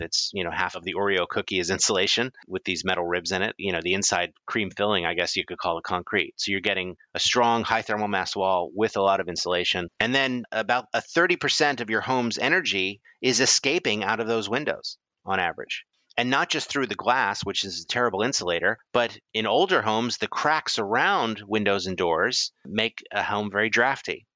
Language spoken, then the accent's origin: English; East Coast, United States; I grew up in the East Coast